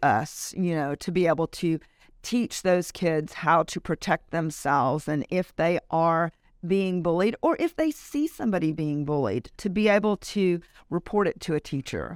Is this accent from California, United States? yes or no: no; Louisiana, United States; moved away as an adult; now in Richardson, Texas, United States; I am from Louisiana originally. We moved here right after we got married